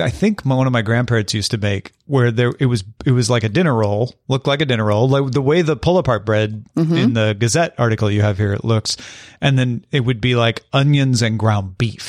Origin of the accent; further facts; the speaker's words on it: Oregon, United States; We're from Oregon, and I can say that Portland has nothing on Bogota when it comes to bike infrastructure.